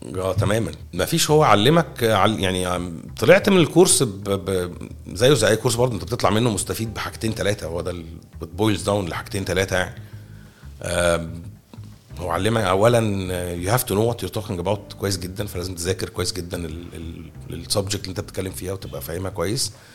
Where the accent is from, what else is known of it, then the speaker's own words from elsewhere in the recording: Egypt; احنا مصريين